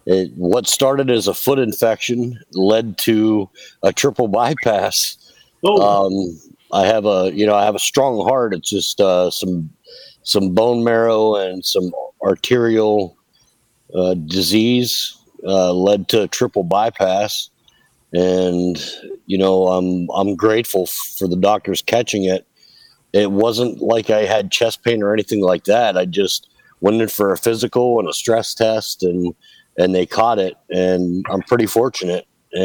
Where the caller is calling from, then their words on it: Naples, Florida, United States; from Naples, Florida.